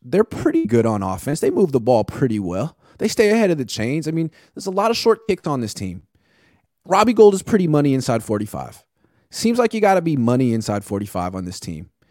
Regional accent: Oakland, California, United States; I'm from Oakland

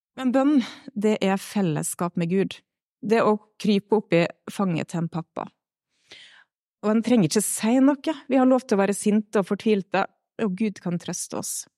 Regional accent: Stad, Vestland, Norway; moved away as an adult; now in Melhus, Norway; Jeg kommer fra Stad, fine Stad på Nordvestlandet. Vokst opp i en eh, liten pinsemenighet

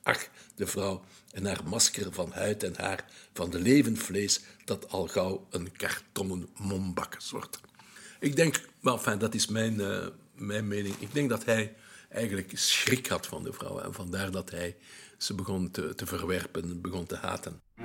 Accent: Belgium; I'm a Belgian eh, journalist

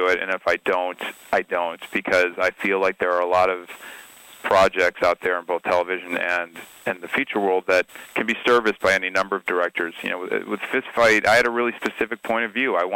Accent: Highland Park, Illinois, United States; I grew up in the 80s in suburban Chicago in Highland Park, Illinois

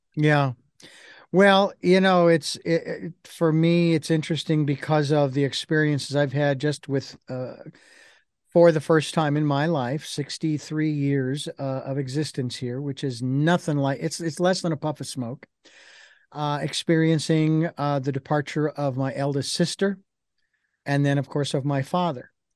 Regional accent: Phoenix, Arizona, United States; when I was a kid growing up in Phoenix

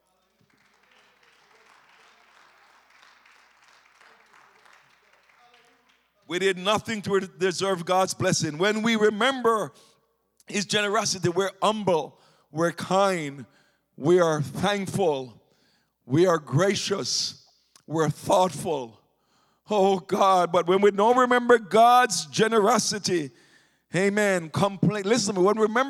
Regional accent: Jamaica; moved away; When I came here from Jamaica in the 1980s.

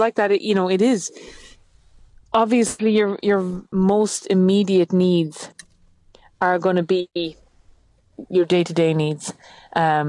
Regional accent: Achill, Connacht, Ireland; I'm from Achill. It is the most windswept, barren, devoid of any leaves place in Ireland.

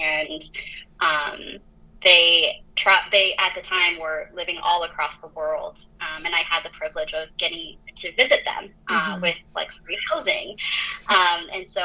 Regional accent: Minnesota, United States; also born or lived in France; I grew up in France for a short while and then moved to Minnesota, for the rest of my like childhood and adolescence

